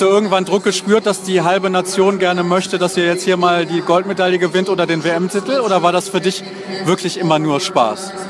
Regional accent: Germany; als Deutscher

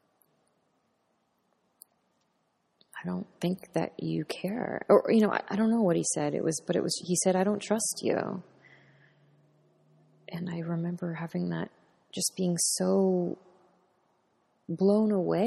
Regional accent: United States; being American

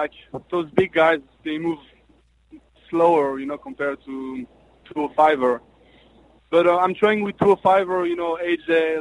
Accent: French-speaking Switzerland, Romandy, Switzerland; moved away; in Switzerland there is three parts. So the French part, the German part, and the Italian part, and I'm from the French part

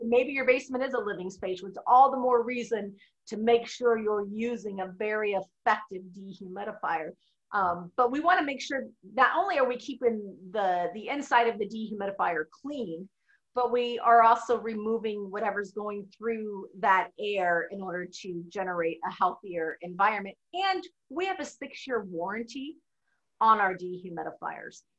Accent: Midwest, United States; growing up in the Midwest

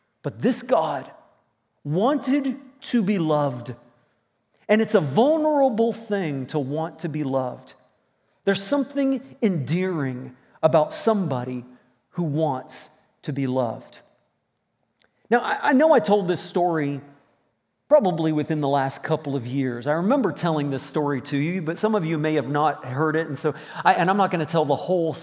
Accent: Virginia, United States; moved away as an adult; also born or lived in Indiana; now in Moncton, Canada; I had spent all of my teenage years in Virginia from middle school on up through to graduating in high school

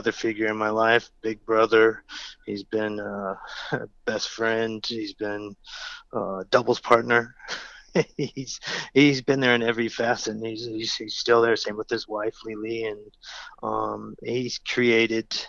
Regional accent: California, United States; growing up in California

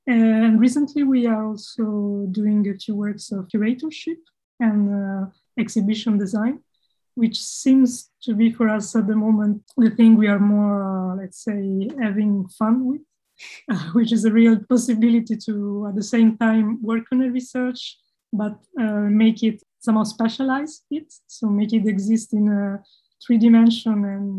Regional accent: Italy; We are two architects from Italy

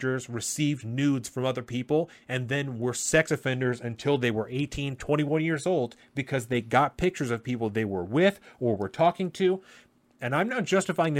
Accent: United States; as an American, as a parent, as a human being

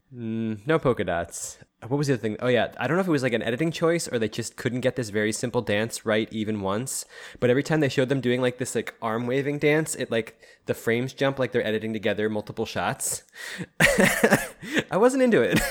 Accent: Philadelphia, Pennsylvania, United States; in Philly, we have like two primary ones

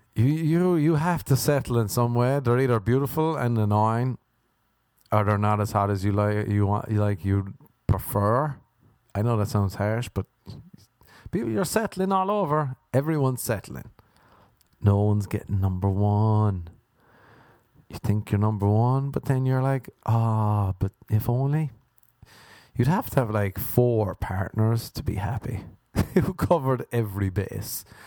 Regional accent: Ireland; accent: Irish; moved away; growing up in Ireland

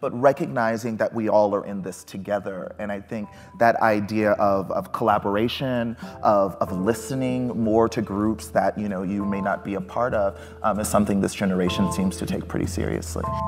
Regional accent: Texas, United States; I grew up in Texas

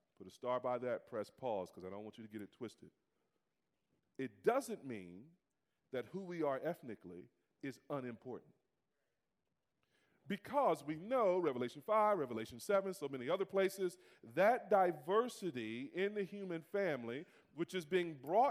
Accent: United States; I'm African American

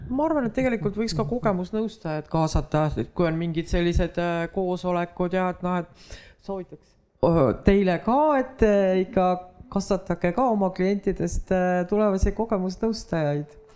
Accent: Võru County, Estonia; ma kasvasin üles Võrumaal

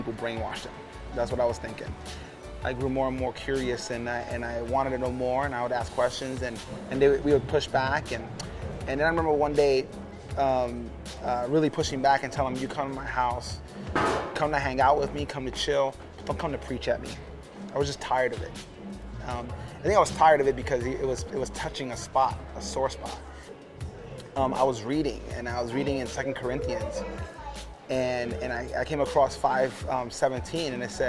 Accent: New York City, New York, United States; born or raised there; also born or lived in Puerto Rico; now in Omaha, United States

